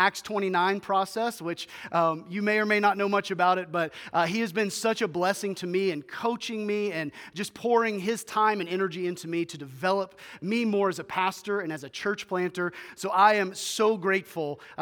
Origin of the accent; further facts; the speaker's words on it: Memphis, Tennessee, United States; moved away as an adult; now in Bismarck, United States; we were originally born and raised in Memphis, Tennessee